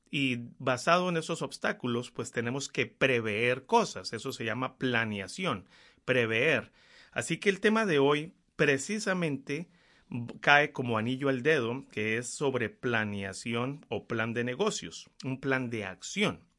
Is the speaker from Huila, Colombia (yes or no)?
no; Bogotá, Colombia; now in Florida, United States; Soy colombiano, nacido en Bogotá y llevo 20 años en el área de la Florida, en Estados Unidos.